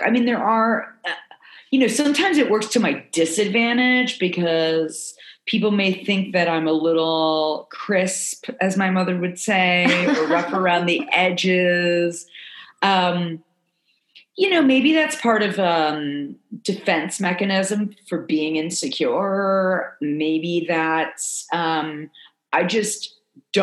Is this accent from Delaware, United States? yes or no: no; South Florida, United States; moved away; I grew up in South Florida, moving to the South.